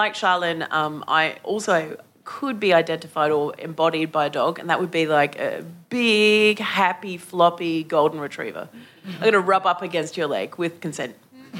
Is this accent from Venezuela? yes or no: no; Australia; I'm a lady from Australia. I'm a lady who's over 40